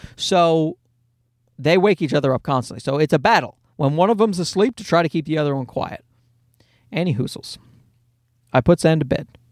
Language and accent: English; Newfoundland and Labrador, Canada; born or raised there